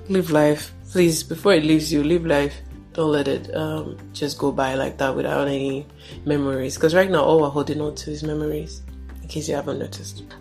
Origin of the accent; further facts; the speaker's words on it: Nigeria; me as a Nigerian here